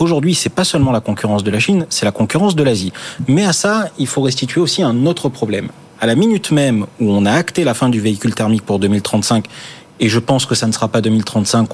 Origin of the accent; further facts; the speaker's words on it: Marseille, Provence-Alpes-Côte d'Azur, France; je suis marseillais